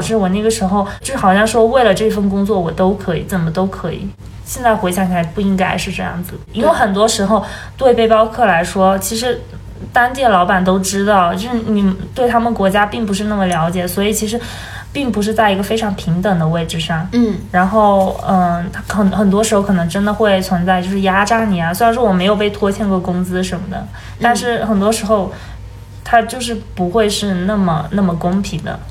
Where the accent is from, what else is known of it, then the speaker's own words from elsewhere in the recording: China; 那个宿舍只有我一个中国人